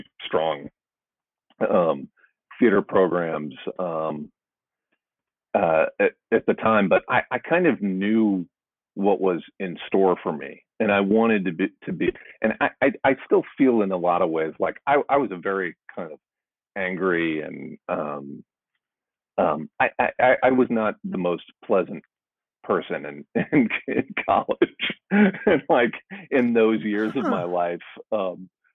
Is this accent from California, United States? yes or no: no; St. Louis, Missouri, United States; moved away as an adult; also born or lived in Chicago; I'm from St. Louis